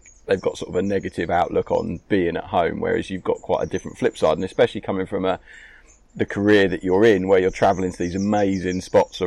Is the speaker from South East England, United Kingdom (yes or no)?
yes; Ramsgate, South East England, United Kingdom; I grew up in Ramsgate, which is right for kiting